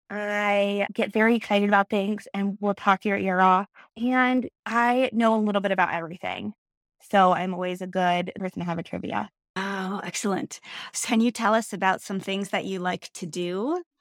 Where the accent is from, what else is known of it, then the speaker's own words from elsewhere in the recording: Springfield, Ohio, United States; moved away as an adult; now in Columbus, United States; I am in Columbus, Ohio. I'm originally from Springfield, Ohio, and then I moved here after college.